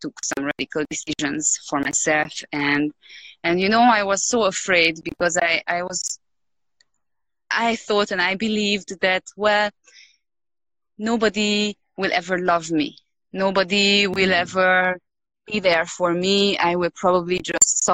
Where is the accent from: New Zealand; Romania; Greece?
Romania; moved away as an adult; now in Peru; I'm Hungarian, but I was born in Romania, yep. So I lived all my life in Romania before moving to Peru.